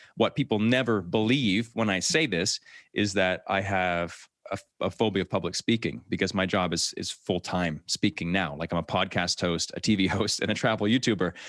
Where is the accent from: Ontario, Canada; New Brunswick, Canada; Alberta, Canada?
New Brunswick, Canada; moved away as an adult; I grew up in New Brunswick, Canada, so right above Maine, actually, in the States